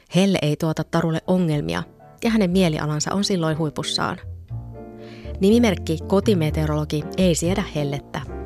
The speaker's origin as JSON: {"language": "Finnish", "region": "northern Finland", "country": "Finland", "moved": "yes", "said": "olen kotoisin Pohjois-Suomesta"}